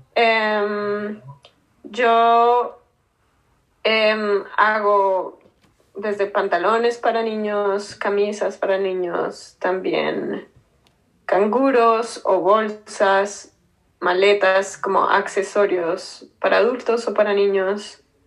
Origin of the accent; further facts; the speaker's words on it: Bogotá, Colombia; moved away as an adult; also born or lived in New York, United States; now in United States; Soy de Colombia. Nací en Bogotá.